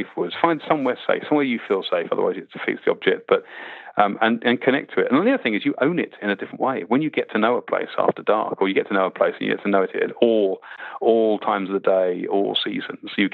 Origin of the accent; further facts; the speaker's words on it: Winnie the Pooh land, South East England, United Kingdom; I grew up, weirdly enough, I grew up in Winnie the Pooh land. I used to learn to bird watch in 500 acre wood or 100 acre wood